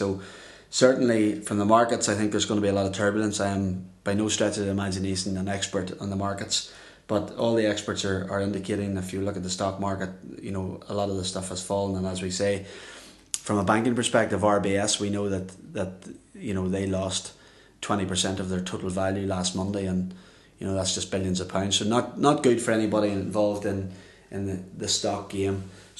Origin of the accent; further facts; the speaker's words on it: Northern Ireland, United Kingdom; how it can affect us here in Northern Ireland, the housing market. And, you know, as Irish people